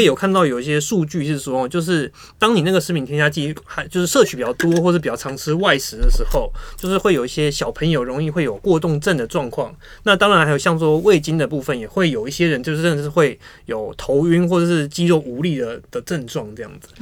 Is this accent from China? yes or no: no; Taiwan; 我们台湾人